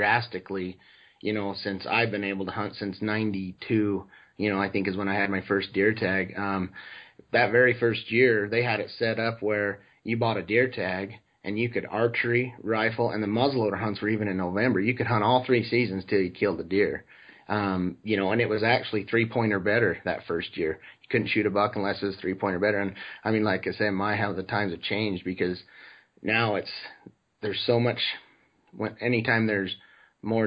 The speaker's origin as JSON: {"language": "English", "region": "Utah", "country": "United States", "tie": "born or raised there", "said": "Growing up in Utah"}